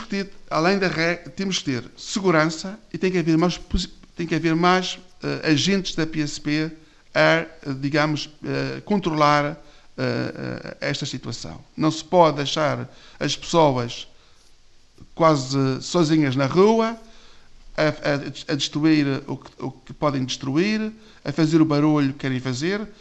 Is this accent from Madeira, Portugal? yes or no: yes; Porto Santo, Madeira, Portugal; Eu, eu conheço bem Porto Santo, nasci já há muito tempo no Porto Santo